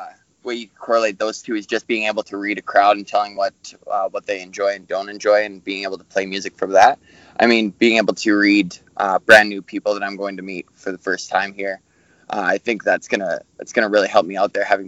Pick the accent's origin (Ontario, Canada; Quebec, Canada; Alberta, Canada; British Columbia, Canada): Alberta, Canada; Calgary; I'm from Calgary, Alberta. I'm 27 years old